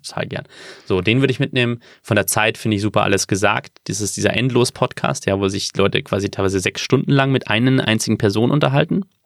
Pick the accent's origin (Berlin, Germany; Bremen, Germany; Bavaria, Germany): Bavaria, Germany; wenn man in, in Bayern aufgewachsen ist wie ich